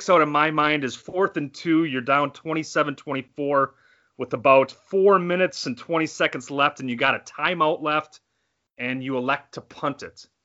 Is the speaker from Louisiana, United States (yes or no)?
no; Appleton, Wisconsin, United States; first language American Sign Language; English is a second language; I was born in Appleton